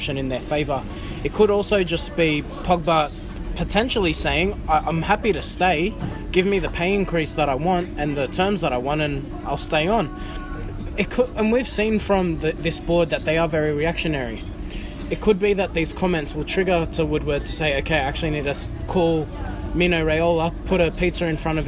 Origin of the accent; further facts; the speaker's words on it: Australia; all of us from Australia